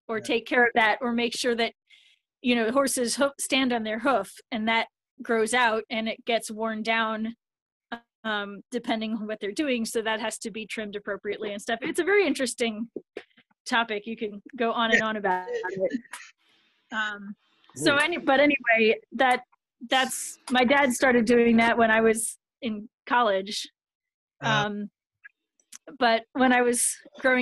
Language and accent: English; Vienna, Austria; I was born in Vienna, where they were music students.